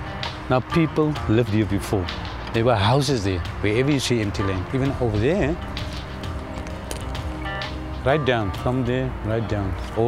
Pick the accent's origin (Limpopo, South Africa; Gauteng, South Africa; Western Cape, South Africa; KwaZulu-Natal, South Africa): Western Cape, South Africa; Cape Town; accent: Kombuis Engels (Kitchen English); moved away; My house was right here. This spot, right here. Big double story home, 4-bedroom home.